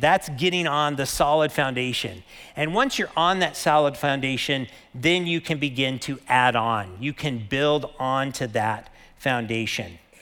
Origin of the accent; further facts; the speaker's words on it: Lake Havasu City, Arizona, United States; I grew up in Lake Havasu